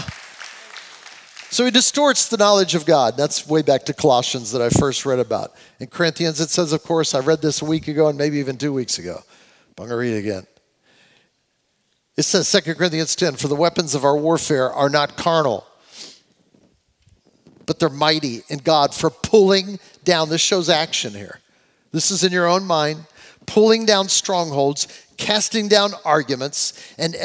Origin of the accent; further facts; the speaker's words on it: United States; as an American, I say it